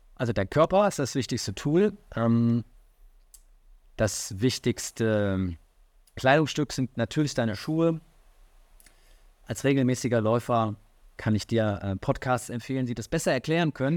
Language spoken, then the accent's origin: German; Rhineland, Germany; now in Hamburg, Germany; ich komme ja aus dem Rheinland